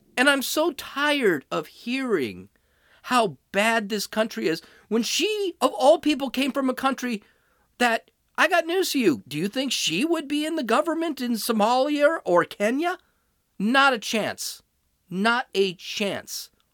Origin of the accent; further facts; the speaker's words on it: California, United States; I'm from California